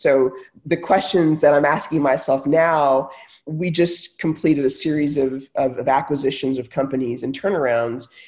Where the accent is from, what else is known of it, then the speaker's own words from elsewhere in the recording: Texas, United States; moved away; also born or lived in Silicon Valley; I grew up in Texas, you know, lived in Silicon Valley.